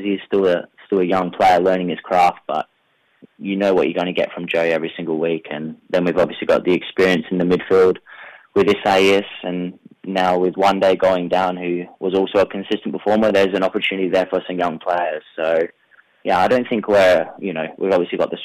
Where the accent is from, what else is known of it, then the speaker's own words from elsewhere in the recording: McLaren Vale, South Australia, Australia; I'm a very proud McLaren Vale boy, so I like to get, well, I live back in my hometown